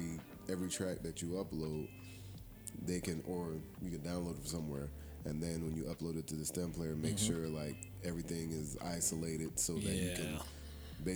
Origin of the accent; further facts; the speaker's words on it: Florida, United States; I'm from Florida, so I know what it means.